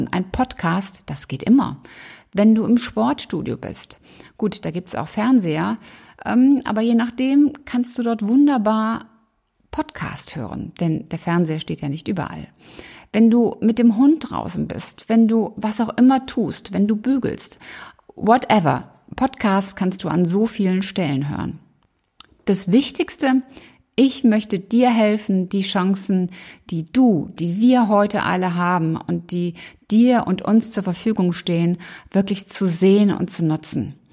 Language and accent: German; Rhineland, Germany; ich bin Rheinländerin und Rheinländer sind ja sowieso ähm, alleine durch die Karnevalzeit dann doch sehr musikalisch unterwegs.